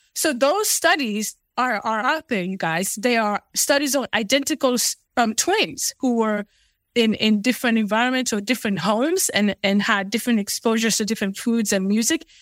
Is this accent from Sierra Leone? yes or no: yes; Sierra Leone; now in United States; I was born in Sierra Leone, West Africa. So, I am Fulani by, by nature